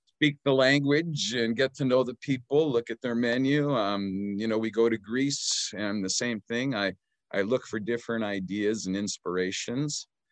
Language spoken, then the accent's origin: English; Okanagan, British Columbia, Canada; also born or lived in Edmonton, Alberta; I was very young, about six months old, when they moved to the sunny Okanagan